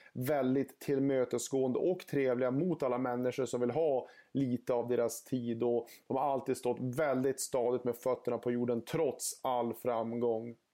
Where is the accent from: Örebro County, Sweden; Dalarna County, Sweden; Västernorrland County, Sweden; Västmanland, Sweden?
Västernorrland County, Sweden; Örnsköldsvik; Jag är född 1989 i Övik och uppväxt i den staden.